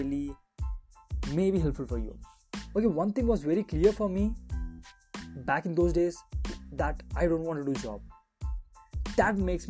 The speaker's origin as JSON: {"language": "English", "country": "India", "said": "as per Indian mentality, we are still stuck to do a job"}